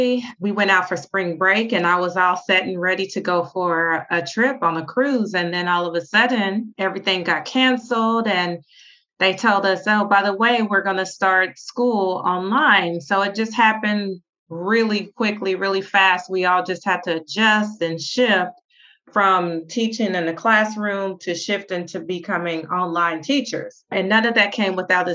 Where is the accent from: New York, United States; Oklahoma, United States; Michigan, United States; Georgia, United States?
Oklahoma, United States; Oklahoma City; moved away as an adult; also born or lived in Phoenix, Arizona; now in Spain; I'm from Oklahoma City, originally born and raised.